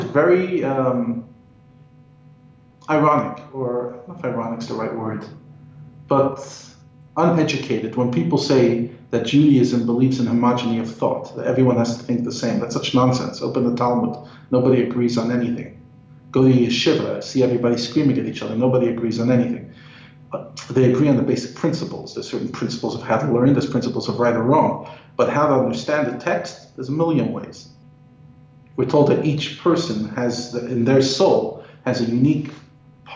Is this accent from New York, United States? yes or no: yes; New York, United States; moved away as an adult; now in South Africa; I come from New York, if you haven't picked up on my accent. And every year I go back for a few days